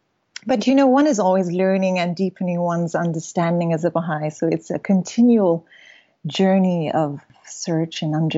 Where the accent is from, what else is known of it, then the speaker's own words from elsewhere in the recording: Kenya; also born or lived in United States / Iran; So I was born in the U.S. We moved to Iran when I was 2. At the age of 5, we moved to Kenya. So I was raised in Kenya all through high school.